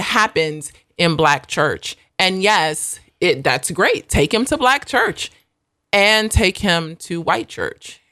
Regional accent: United States; moved away; also born or lived in South Africa; I am an American.

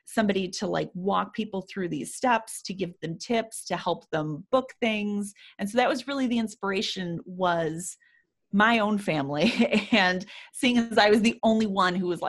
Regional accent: Chicago, Illinois, United States; we used to drive there when I was younger from Chicago

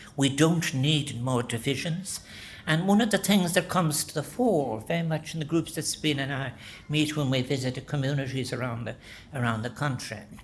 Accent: Ireland; We are not by nature as Irish people individualistic people

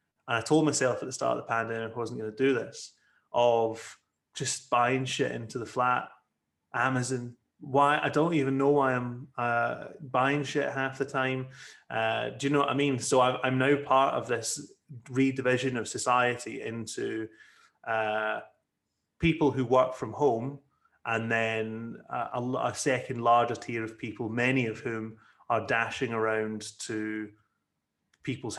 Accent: Ayr, Scotland, United Kingdom; moved away; I went to my hometown once and I spoke to some of the councillors about why they're doing this in Ayr

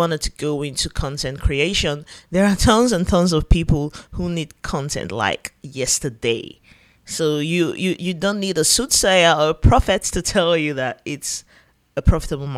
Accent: Yenagoa, Bayelsa, Nigeria; here in my home state, Yanagua Bayelsa State.

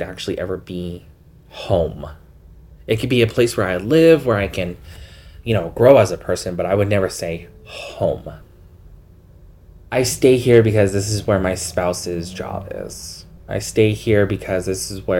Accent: Salt Lake City, Utah, United States; moved away as an adult; also born or lived in West Valley City, Utah / Magna, Utah / Sugar House, Salt Lake City; now in Moab, United States; I was born and raised in Salt Lake, lived most of my life in West Valley and Magna, where I actually graduated from high school

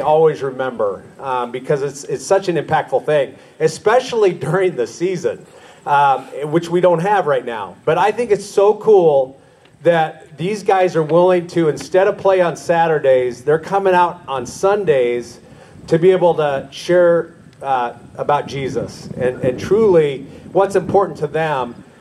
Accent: Ashland, United States; a, young man growing up in Ashland

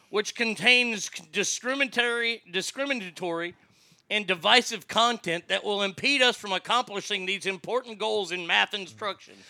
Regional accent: Placerville, California, United States; I'm from Hangtown

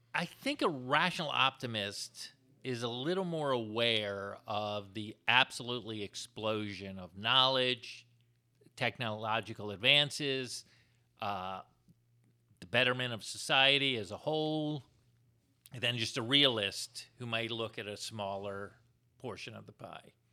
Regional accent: Florida, United States; moved away; I'm from Florida?

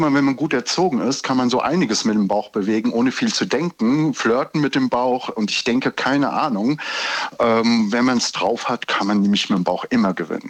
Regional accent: Giessen, Hesse, Germany; Ich komme aus Gießen

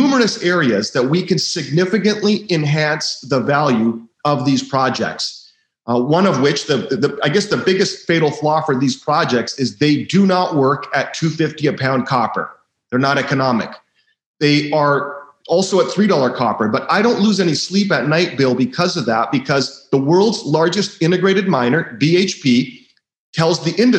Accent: Vancouver, British Columbia, Canada; I was born in Vancouver, and it is a world capital of people that speculate in junior mining shares.

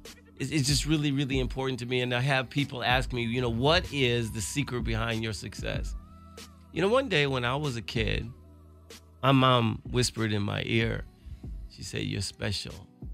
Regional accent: Chicago, Illinois, United States; moved away; As a kid in Chicago

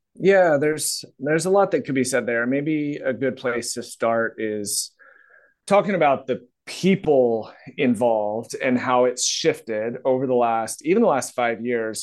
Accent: Virginia, United States; I'm from Virginia, got my degree from Virginia Tech, uh, so that's kinda part of the country I'm from

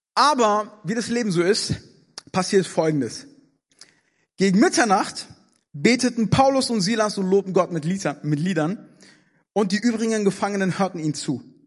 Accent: Germany; in Deutschland

